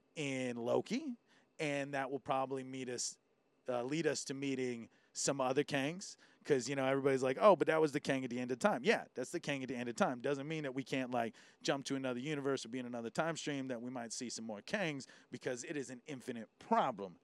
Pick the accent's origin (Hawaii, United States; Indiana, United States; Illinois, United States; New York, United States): Hawaii, United States; being Hoppa, you really understand what it is to be tested as being Hawaiian sometimes